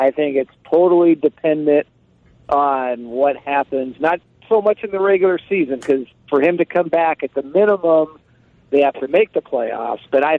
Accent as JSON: {"language": "English", "town": "Seattle", "region": "Washington", "country": "United States", "moved": "yes", "said": "Although I am from Seattle"}